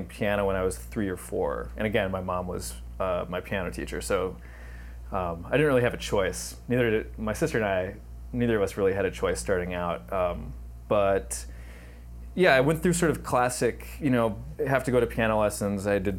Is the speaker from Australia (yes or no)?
no; Anoka, Minnesota, United States; my hometown of Anoka, Minnesota